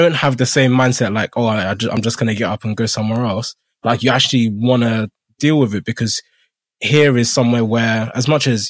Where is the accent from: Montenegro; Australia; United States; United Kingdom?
United Kingdom; I mean, I wasn't born here, but I'm British